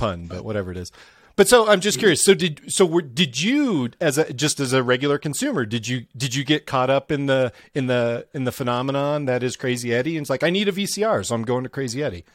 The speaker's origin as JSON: {"language": "English", "region": "Midwest", "country": "United States", "tie": "born or raised there", "said": "I grew up in the Midwest"}